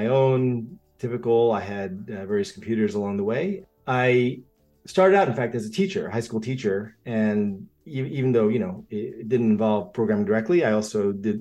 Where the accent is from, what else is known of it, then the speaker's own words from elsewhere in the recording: United States; also born or lived in Japan / Australia; I grew up in two different cultures, and actually three, if you include the United States, which is where I mostly was raised